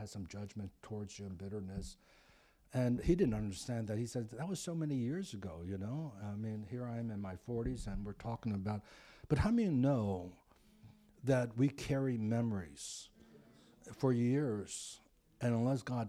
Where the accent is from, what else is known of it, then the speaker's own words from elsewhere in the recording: East Coast, United States; now in Pasadena, United States; I grew up on the East Coast